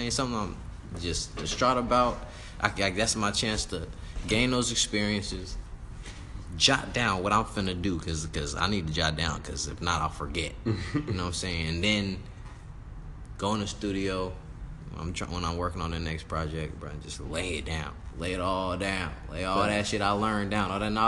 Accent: Antelope, California, United States; I'm from Antelope

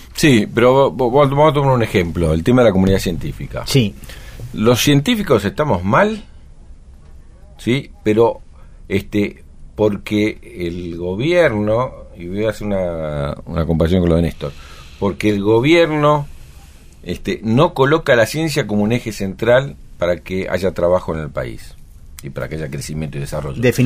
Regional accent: Buenos Aires, Argentina; nuestra problemática particular como porteño

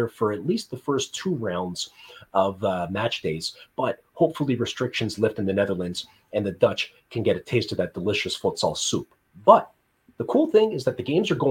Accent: Canada; As a Canadian

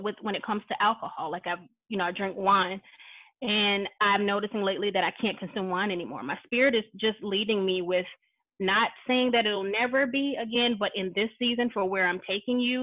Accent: the South, United States; I grew up in the South

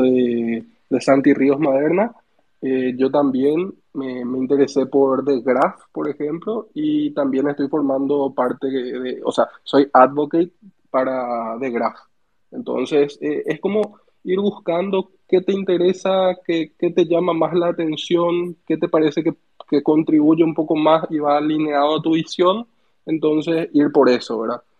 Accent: Asunción, Paraguay; yo soy de Paraguay, Sergio, de ah, Asunción.

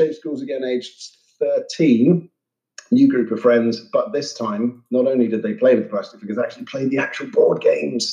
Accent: near Cambridge, East of England, United Kingdom; I grew up near Cambridge, which is not the one in Massachusetts

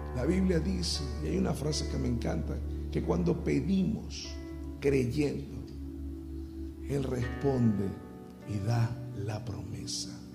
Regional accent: Venezuela; en mi país, en Venezuela

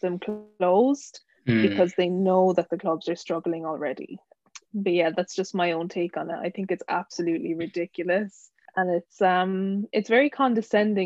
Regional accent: Ireland; moved away as an adult; now in United Kingdom; I'm originally from Ireland, but living in the UK for maybe a year and a half.

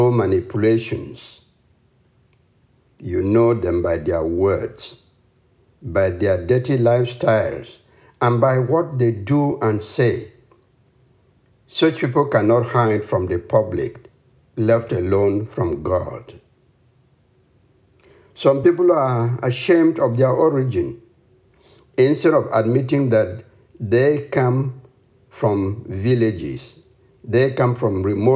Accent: Cameroon; The name of the village I come from is Ito Ingi, subdivision in the nation of Cameroon on the African continent.

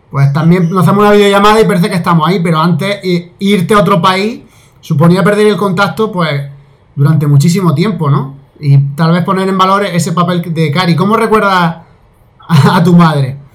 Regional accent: Santa María de Nieva, Castile and León, Spain; O sea que tal vez habéis visto este capítulo, Santa María de Nieva, eh, porque soy de Nieva.

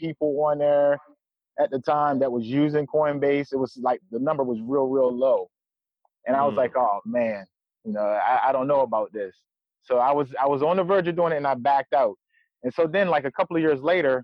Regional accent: Eastern Shore of Maryland, United States; I'm from the Eastern Shore of Maryland

